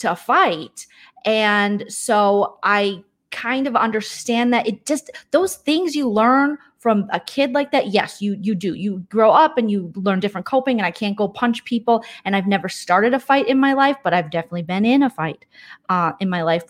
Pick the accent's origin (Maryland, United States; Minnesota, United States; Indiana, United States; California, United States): Minnesota, United States; St. Paul; I grew up in Minnesota, but I grew up in St. Paul